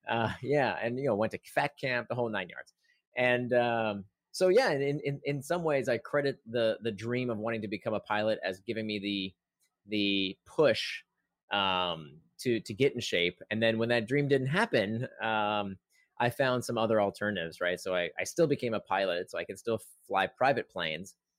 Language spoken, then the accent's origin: English; Central Florida, United States; as a kid, I grew up in Central Florida